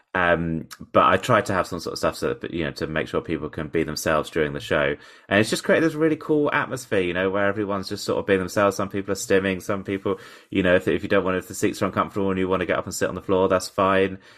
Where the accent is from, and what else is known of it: Portsmouth, South East England, United Kingdom; born or raised there